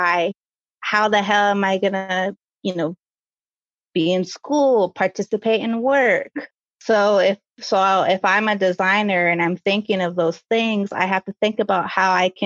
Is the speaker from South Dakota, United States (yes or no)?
yes; South Dakota, United States; also born or lived in Fort Totten, North Dakota; I'm from South Dakota